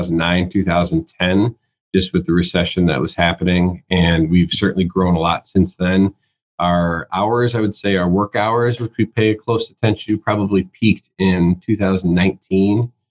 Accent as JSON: {"language": "English", "town": "Willmar", "region": "Minnesota", "country": "United States", "tie": "born or raised there", "also_born_or_lived": "Twin Cities, Minnesota", "moved": "as an adult", "said": "I worked non-union for a couple of years in Western Minnesota, which is where I'm from. I grew up in the Wilmer area up in Caney High County"}